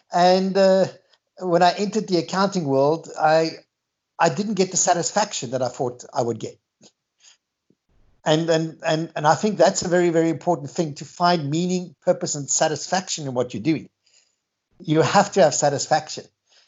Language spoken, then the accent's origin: English; Australia; now in South Africa; I've met Günther many years ago. I moved to South Africa from Australia.